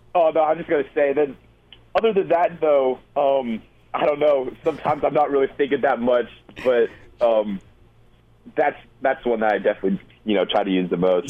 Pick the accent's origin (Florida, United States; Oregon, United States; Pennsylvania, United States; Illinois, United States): Florida, United States; also born or lived in Colorado / Austin, Texas; being from Florida, I mean I grew up in Colorado a little bit, but I pretty much lived in Florida for a while.